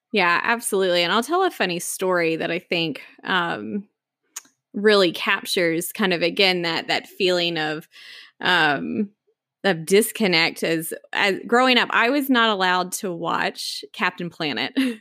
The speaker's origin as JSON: {"language": "English", "town": "Knoxville", "region": "Tennessee", "country": "United States", "tie": "born or raised there", "also_born_or_lived": "Atlanta, Georgia", "moved": "as an adult", "lives_now": "Washington, D.C., United States", "said": "growing up in East Tennessee and the foothills of the Smoky Mountains"}